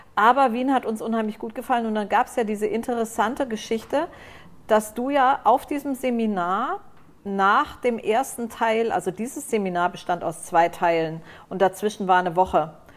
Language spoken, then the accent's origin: German; Frankfurt, Hesse, Germany; moved away as an adult; also born or lived in Lower Rhine, Germany / Vienna, Austria; now in Cyprus; Da bin ich aufgewachsen und Frankfurt.